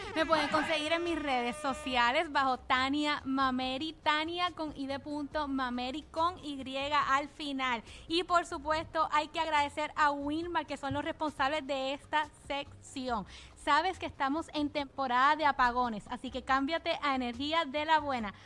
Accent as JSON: {"language": "Spanish", "town": "Mayagüez", "country": "Puerto Rico", "said": "mi pueblo de Mayagüez"}